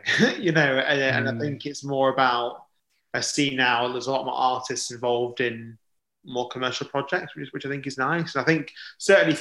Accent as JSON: {"language": "English", "town": "Blackpool", "region": "North West England", "country": "United Kingdom", "moved": "yes", "said": "I'm from Blackpool originally."}